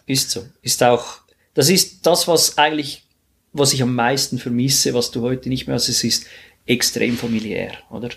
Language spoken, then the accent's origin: German; Switzerland; bei uns in der Schweiz